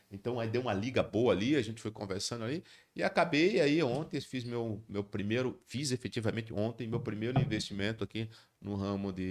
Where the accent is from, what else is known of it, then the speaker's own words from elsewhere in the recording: Natal, Rio Grande do Norte, Brazil; eu queria voltar para minha terra, eu queria voltar para Natal, e era uma oportunidade.